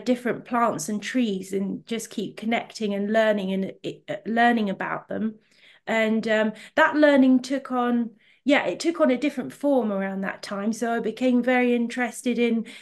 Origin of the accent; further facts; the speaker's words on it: Ventnor, South East England, United Kingdom; I was quite fortunate to have grown up in two quite remote but beautiful parts of the country. So I'm from the Isle of Wight, from a town called Ventnor